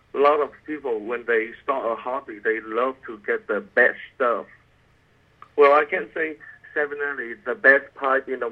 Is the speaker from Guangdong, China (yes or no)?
yes; Canton, Guangdong, China; moved away as an adult; also born or lived in San Antonio, Texas; now in Mississippi, United States; I'm from China, Canton, China, which is a province right next to Hong Kong.